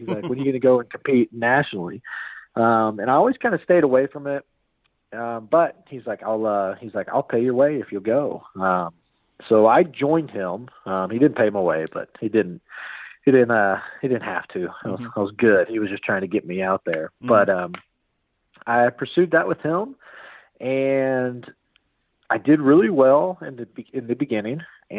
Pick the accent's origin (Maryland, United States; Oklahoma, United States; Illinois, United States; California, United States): Oklahoma, United States; Norman; I am from Norman, Oklahoma, otherwise known as God's Country.